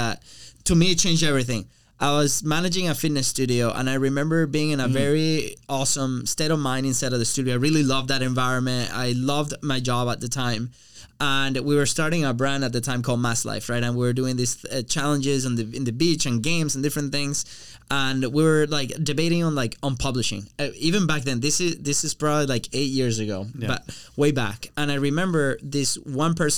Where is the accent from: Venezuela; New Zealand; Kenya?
Venezuela; now in United States; I was coming from Venezuela and I was like living a life that I was really enjoying here in the United States